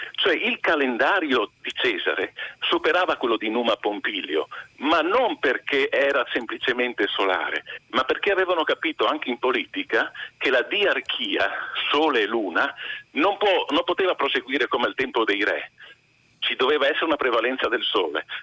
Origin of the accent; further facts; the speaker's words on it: Friuli-Venezia Giulia, Italy; io friulano